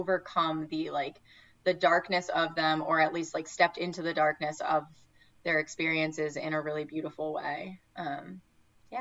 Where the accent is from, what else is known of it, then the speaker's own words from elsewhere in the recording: Connecticut, United States; moved away; also born or lived in New York City; I grew up in Connecticut in a very homogenous town